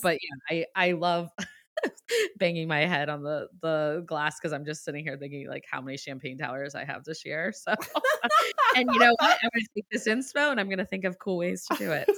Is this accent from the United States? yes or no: yes; Ohio, United States; now in Boston, United States; I'm from Ohio. I'm a Midwest girl too